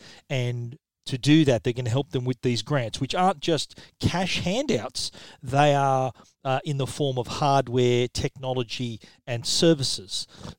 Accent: Australia; accent: Australian (implied)

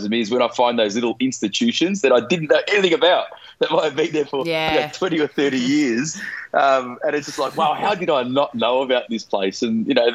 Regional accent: Melbourne, Victoria, Australia; I was at school growing up in the West

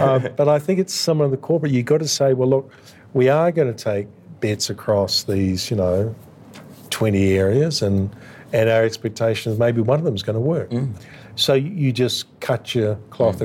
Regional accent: Australia

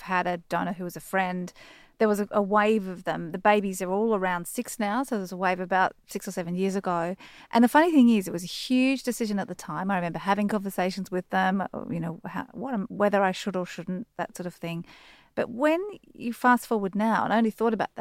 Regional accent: Sydney, New South Wales, Australia; I grew up in Sydney.

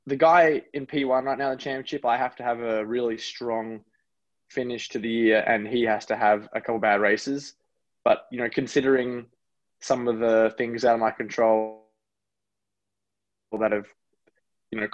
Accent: Gold Coast, Queensland, Australia; moved away as an adult; also born or lived in New Zealand; now in United States; I'm really proud to have grown up in Australia, and I'm really proud to be born in America

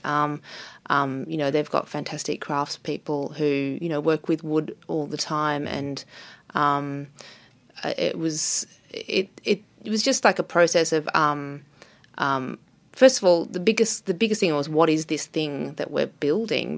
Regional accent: Melbourne, Victoria, Australia; also born or lived in New York; I was born in Melbourne, so I have a base here. I have a community here. I, I went to art school here

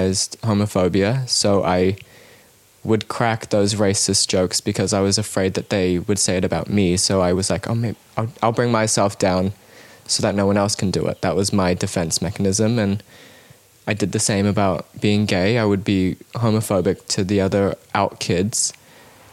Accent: Cambodia; now in New Zealand; I grew up in Cambodia

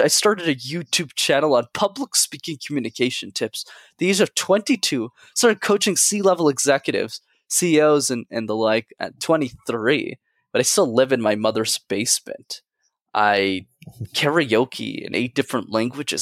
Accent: Montreal, Quebec, Canada; I grew up in Montreal, I needed to go to French school

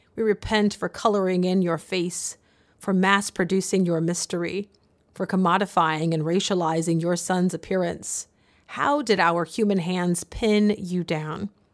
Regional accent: the South, United States; When I was growing up in the South in the early 1990s

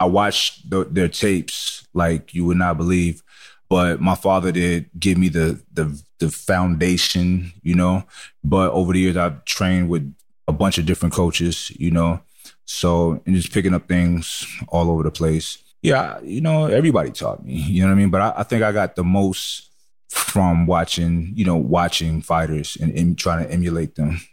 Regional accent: New York City, New York, United States; I grew up in Brooklyn, New York

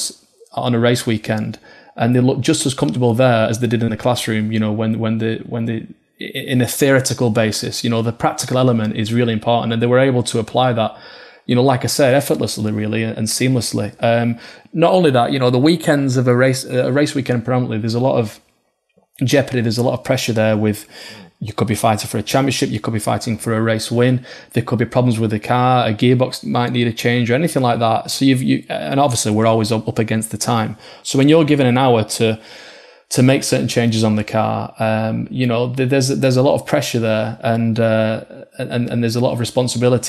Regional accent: Oldham, North West England, United Kingdom; being from Oldham, just up the road from Bolton.

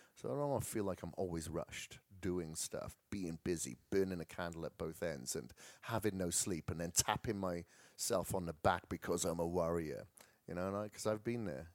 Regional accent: Wales, United Kingdom; moved away; I come from Wales

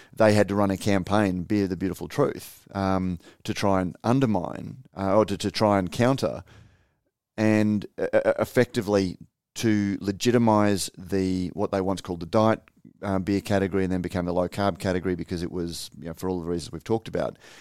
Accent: Australia; as an Australian

